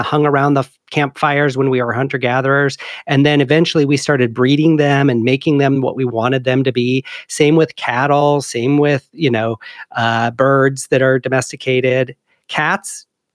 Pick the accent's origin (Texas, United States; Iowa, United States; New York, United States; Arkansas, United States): Iowa, United States; Sigourney; moved away as an adult; I was born and raised in Iowa, a little town called Sigourney.